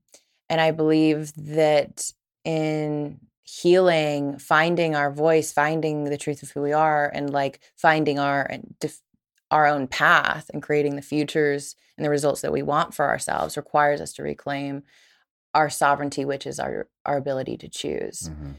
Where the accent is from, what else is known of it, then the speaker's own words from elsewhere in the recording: the Bible Belt, United States; I grew up in the Bible Belt, right?